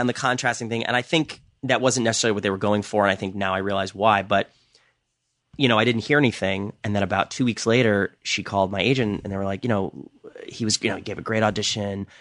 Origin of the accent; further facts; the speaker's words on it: New York City, New York, United States; I grew up in New York City